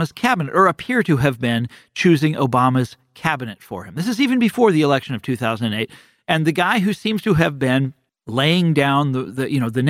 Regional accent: Kansas City, United States; moved away; growing up in Kansas City

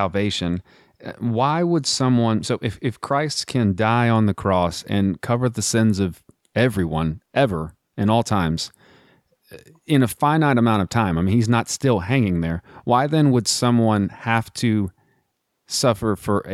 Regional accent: United States; I was privileged enough to be born in America

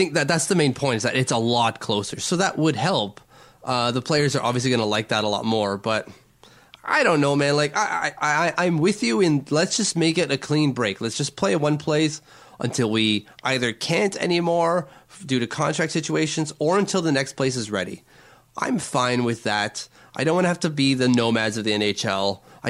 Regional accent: France; accent: French; English is a second language; And like my French accent, do I have to say it that way?

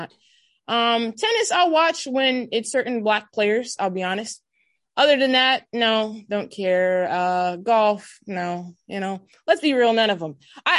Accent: Southern California, United States; Growing up in Southern California

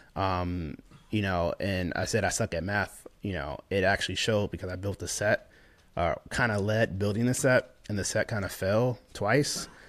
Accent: St. Louis, Missouri, United States; moved away as an adult; also born or lived in Lakeland, Florida / Tampa, Florida; He had one bathroom in the house, uh, growing up in Saint Louis

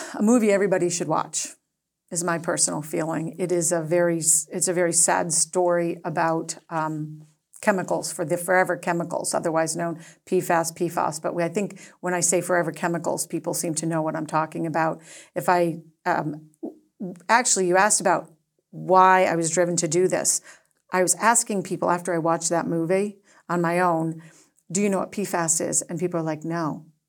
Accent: Acton, Massachusetts, United States; now in Nantucket, United States; I grew up in Acton, it was a small town

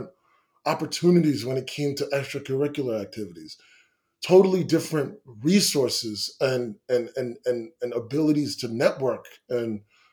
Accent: Amityville, New York, United States; also born or lived in Farmingdale, New York; growing up in Amityville, you know, I was born in 88

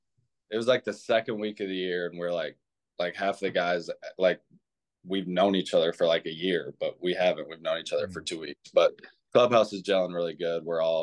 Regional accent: Clinton, Iowa, United States; I'm actually from Clinton, Iowa. So I grew up, it's like 2.5 hours from Chicago. So I grew up going to all the Cubs games and stuff.

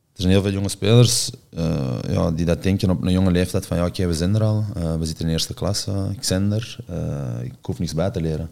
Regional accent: Antwerp, Flanders, Belgium; moved away as an adult; also born or lived in Rome / Milan; Ik ben van Antwerpen zelf

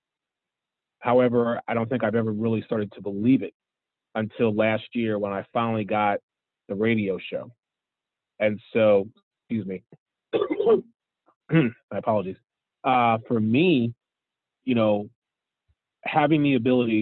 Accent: Philadelphia, Pennsylvania, United States; now in Florida, United States; growing up in the Pennsylvania, Philadelphia area, I don't still live up there

